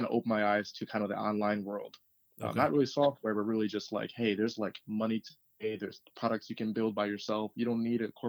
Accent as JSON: {"language": "English", "town": "Ann Arbor", "region": "Michigan", "country": "United States", "tie": "born there", "also_born_or_lived": "Farmington / Detroit", "said": "So I was born in Ann Arbor. At the time, mom was going to U of M. And from there, we moved around a lot as a kid."}